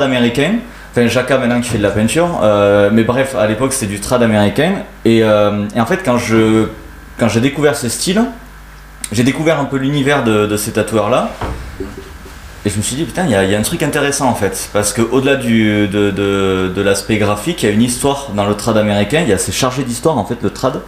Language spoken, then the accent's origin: French; Gruissan, Occitania, France; also born or lived in Narbonne; je viens d'un petit village euh, qui s'appelle Gruissan